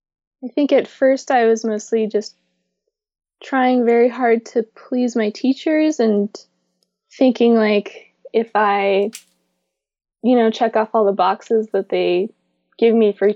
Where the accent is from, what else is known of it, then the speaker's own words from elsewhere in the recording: Seattle, Washington, United States; also born or lived in Brooklyn; lived in Brooklyn for 3 more years, and then I came back to Seattle about 2 years ago.